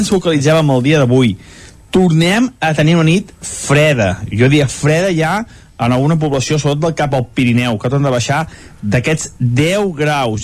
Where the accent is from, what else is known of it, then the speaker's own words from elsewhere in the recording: Sant Feliu de Codines, Catalonia, Spain; del nostre poble, del meu poble, de Sant Feliu